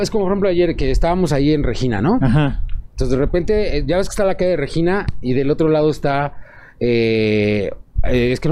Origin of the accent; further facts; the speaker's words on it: Mexico; Somos mexicanos, o sea, nunca vas a negar que, va, por ejemplo, eh, eres metalero y vas en el pecero escuchando cumbias.